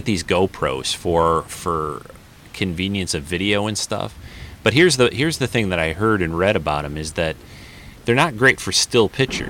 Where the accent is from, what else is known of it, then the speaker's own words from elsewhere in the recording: Michigan, United States; I'm from Michigan